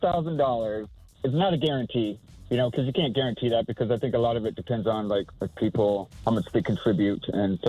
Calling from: Tulsa, Oklahoma, United States; calling from Tulsa.

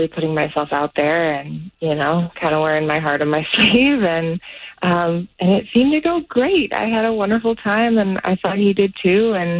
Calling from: Celebration, Florida, United States; Hey, I'm calling from Celebration.

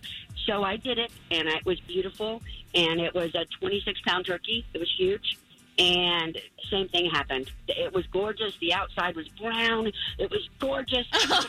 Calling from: Ocoee, Florida, United States; I'm from Ocoee

